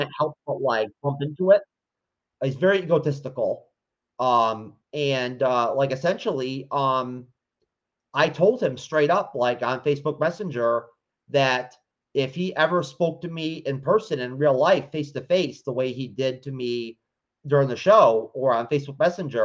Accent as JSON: {"language": "English", "region": "New York", "country": "United States", "tie": "born or raised there", "said": "I'm from New York, born and raised."}